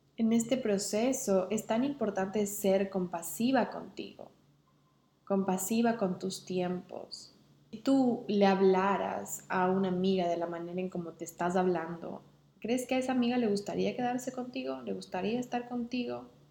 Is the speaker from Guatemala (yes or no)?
no; Ecuador; moved away as an adult; now in England; mi cuerpo estaba con los pies en Inglaterra y mi mente estaba en Ecuador con mis amigos o con mi familia